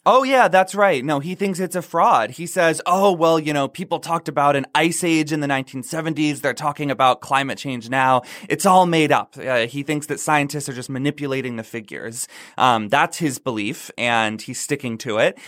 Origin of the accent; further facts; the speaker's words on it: North Florida, United States; I grew up in the South. I grew up in North Florida. We call it the Redneck Riviera